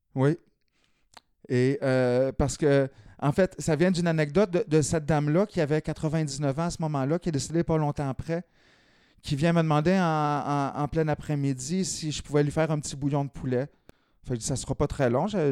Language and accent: French; Lanaudière, Quebec, Canada; also born or lived in Montreal; j'étais originaire de la Naudière